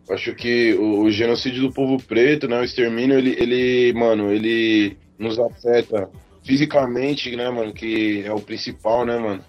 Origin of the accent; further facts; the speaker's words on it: São Paulo, Brazil; now in Itapevi, Brazil; Tô morando em Itapevi, na verdade eu sou do Rio Pequeno, mas tô morando em Itapevi